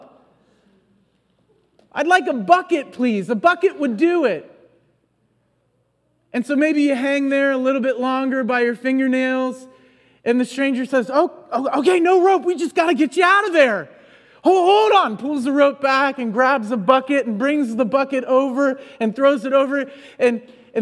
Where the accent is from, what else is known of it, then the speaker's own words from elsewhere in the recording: United States; us Americans